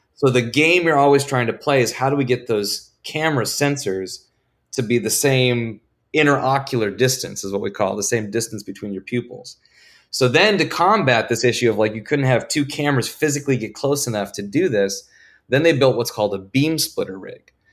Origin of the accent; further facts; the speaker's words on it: Vancouver, Washington, United States; moved away as an adult; I am from Vancouver, Washington